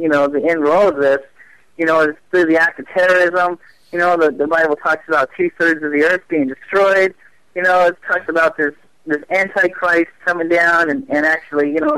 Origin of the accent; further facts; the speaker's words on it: Phoenix, Arizona, United States; I was born and raised here in Phoenix